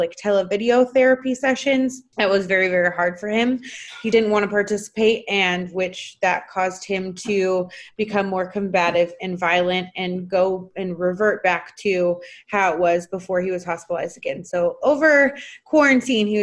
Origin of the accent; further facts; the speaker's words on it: Washington, United States; now in Texas, United States; my home state of Washington